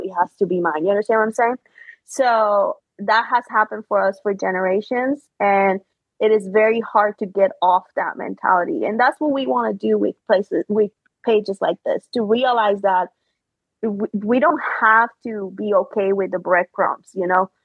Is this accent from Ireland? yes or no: no; Puerto Rico; born or raised there; English is a second language; moved away as an adult; also born or lived in Chicago